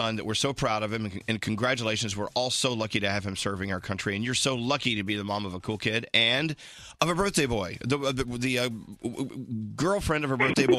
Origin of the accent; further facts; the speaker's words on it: New York, United States; I'm a New Yorker